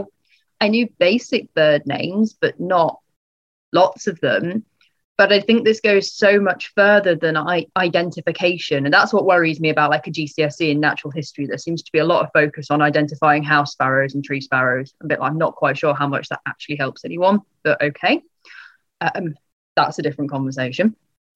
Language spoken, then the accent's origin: English; Leicestershire, East Midlands, United Kingdom; I grew up in Leicestershire.